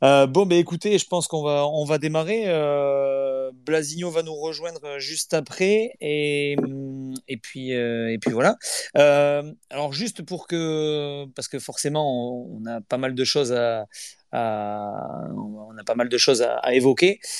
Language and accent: French; the South-West, south-west France, France; je suis pas de Nantes, hein. je, suis, du Sud-Ouest